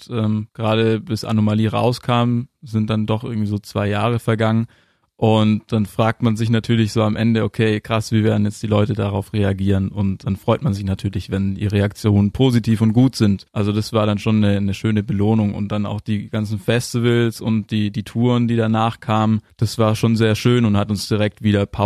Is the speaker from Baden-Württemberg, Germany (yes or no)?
yes; Ulm, Baden-Württemberg, Germany; Unsere Band heißt … und wir kommen aus Ulm.